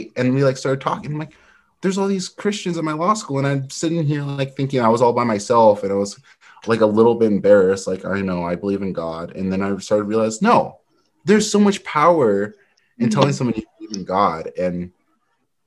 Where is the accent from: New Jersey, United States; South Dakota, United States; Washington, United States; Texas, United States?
Washington, United States; Eastern; also born or lived in Utah / California / North Carolina; I grew up in Eastern Washington, where there's not a lot of diversity